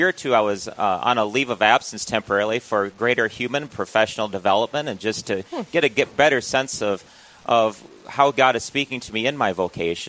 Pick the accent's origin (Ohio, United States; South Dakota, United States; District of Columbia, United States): South Dakota, United States; Huron; I grew up in Huron, okay. South Dakota.